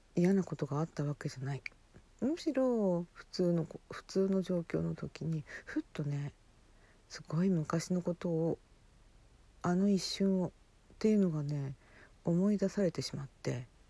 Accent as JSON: {"language": "Japanese", "region": "Hokkaido", "country": "Japan", "tie": "born or raised there"}